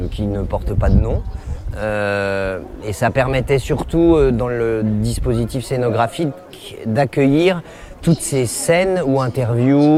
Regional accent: France; Alors moi je suis français, je, suis très mauvais en anglais

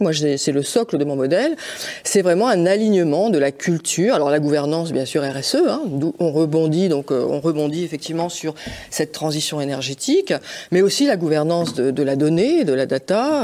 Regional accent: Lille, Hauts-de-France, France; je suis lilloise, hein, donc j'appartiens euh, à, cette région des Hauts-de-France

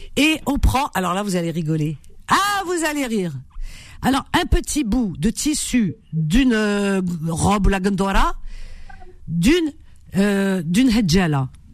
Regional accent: France; j'ai grandi en France

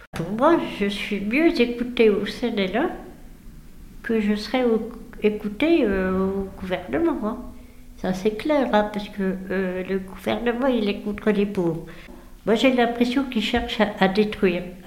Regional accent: Dijon, Bourgogne-Franche-Comté, France; ici même à Dijon, puisque je suis native de Dijon.

